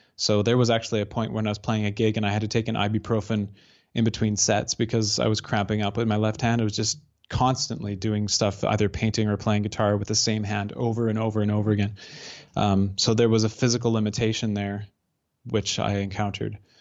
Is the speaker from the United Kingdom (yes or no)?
no; Northern Alberta, Canada; also born or lived in Calgary / Lumby, British Columbia; growing up in Northern Alberta